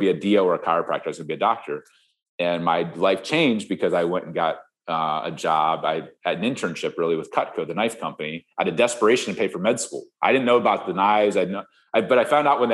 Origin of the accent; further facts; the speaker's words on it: Ohio, United States; moved away; I grew up in Ohio, you know, Midwest farm kid on 47 acres